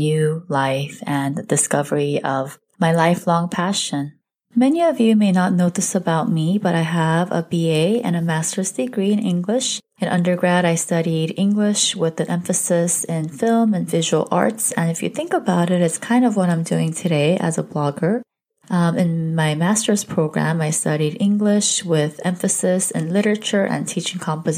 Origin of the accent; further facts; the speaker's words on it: Southern California, United States; also born or lived in South Korea; I currently reside in Southern California. I was born in South Korea. I came here as a young kid, and ever since then, I've lived in different parts of SoCal